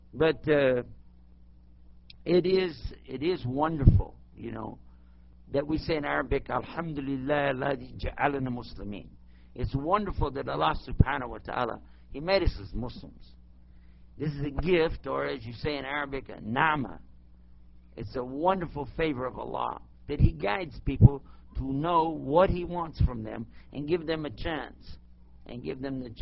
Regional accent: El Paso, Texas, United States; accent: Texan; I'm back in my hometown and my home state anyway, and I can speak Texan

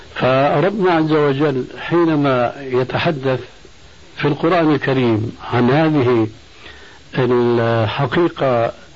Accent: Syria; عندنا في سوريا

